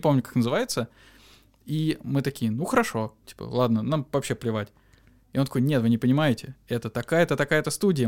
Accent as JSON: {"language": "Russian", "town": "Volgograd", "region": "Volgograd Oblast", "country": "Russia", "said": "мы из Волгограда"}